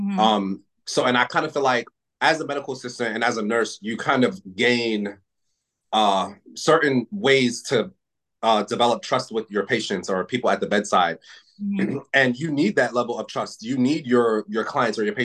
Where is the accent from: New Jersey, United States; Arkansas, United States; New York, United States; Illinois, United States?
New Jersey, United States; I'm not from the shore, but I'm from Jersey